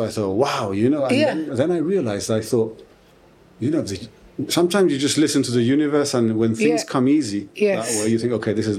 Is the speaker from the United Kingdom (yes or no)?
yes; United Kingdom; I have to show that I'm British.